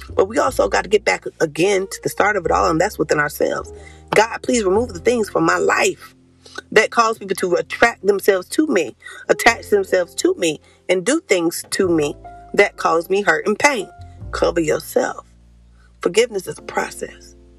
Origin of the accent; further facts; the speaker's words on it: Concord, North Carolina, United States; I'm from Concord, but we up the street, three hours away